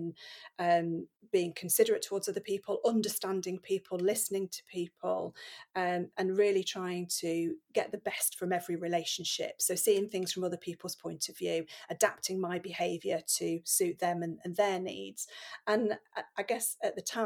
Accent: Nottingham, East Midlands, United Kingdom; I grew up in Nottingham

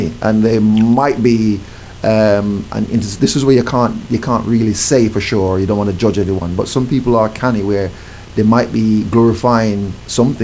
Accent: Jamaica; growing up in Jamaica in the 70s

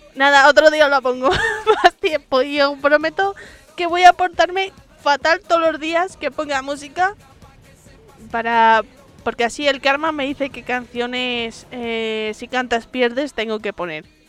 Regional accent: Madrid, Community of Madrid, Spain; Digo mazo porque soy madrileña

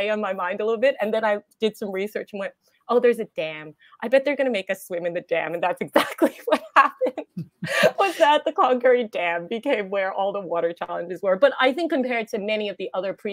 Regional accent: United States; accent: American; now in Australia; I have an American accent

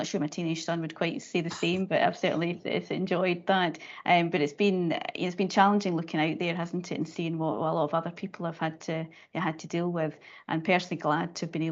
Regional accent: Dumfries and Galloway, Scotland, United Kingdom; I grew up in Dumfries and Galloway, so very much in a kind of rural area

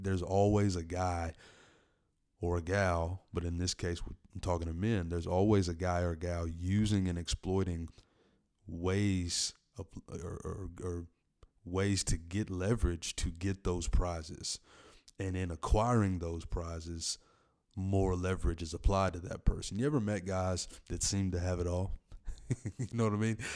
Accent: Tennessee, United States; in my home state, Tennessee, in Middle Tennessee, Nashville

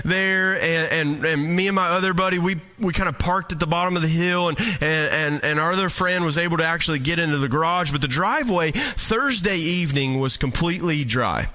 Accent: Eastern Kentucky, United States; moved away; I'm from Eastern Kentucky

